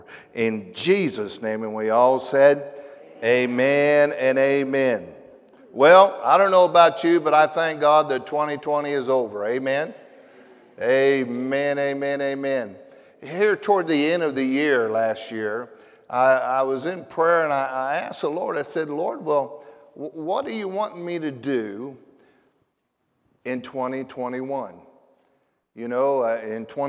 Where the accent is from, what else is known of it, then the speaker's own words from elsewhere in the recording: Tulsa, Oklahoma, United States; I am from Tulsa, Oklahoma